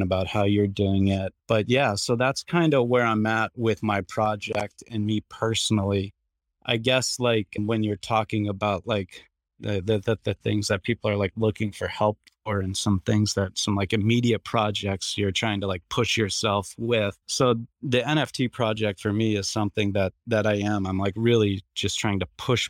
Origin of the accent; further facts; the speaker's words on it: Boston, Massachusetts, United States; I'm from Boston. I have a coffee shop here called Blackbird Cafe